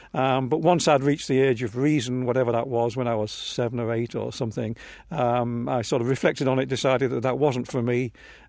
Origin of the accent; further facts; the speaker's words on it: England, United Kingdom; No, I was growing up in England, and by definition, you are C of E.